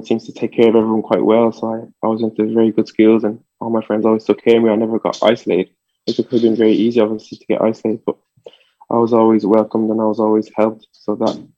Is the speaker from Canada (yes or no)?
no; Dublin, Leinster, Ireland; born or raised there; English is a second language; also born or lived in France